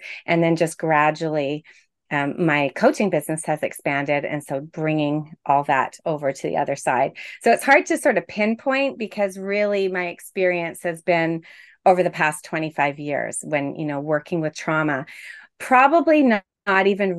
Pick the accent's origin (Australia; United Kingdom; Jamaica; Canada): Canada; Toronto, Ontario; I am a coach, obviously, and I'm from Toronto, Ontario, Canada.